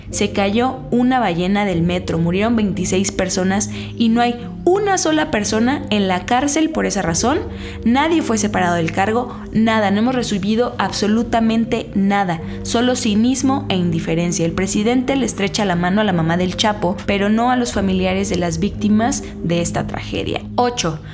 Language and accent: Spanish; Mexico City, Mexico; de chiquita vivía en La Escandón